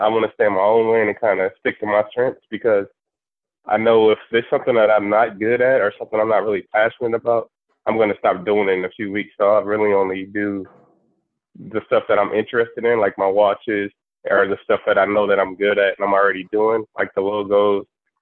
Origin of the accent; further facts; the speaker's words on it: Omaha, Nebraska, United States; now in Dallas, United States; I currently reside in Dallas, Texas, but I'm originally from South Omaha, Nebraska.